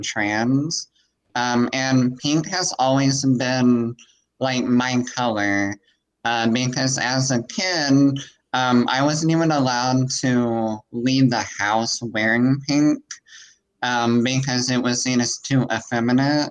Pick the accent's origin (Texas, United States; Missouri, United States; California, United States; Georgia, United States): Missouri, United States; Missouri Bootheel, United States; I'm from like the southern, we call it the boot heel, where like it intersects with Arkansas.